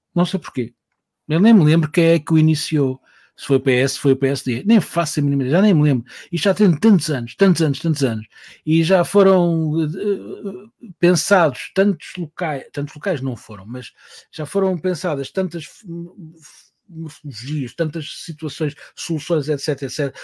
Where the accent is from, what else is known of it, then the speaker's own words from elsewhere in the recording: Portugal; eu vinha de Portugal e estava lá a trabalhar